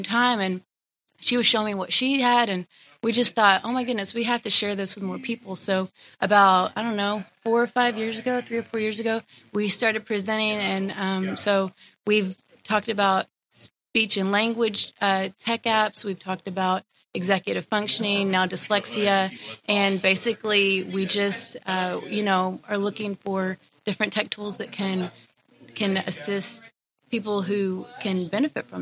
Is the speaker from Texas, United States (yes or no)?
yes; Fort Worth, Texas, United States; I am from Fort Worth, Texas. And I've lived there all my life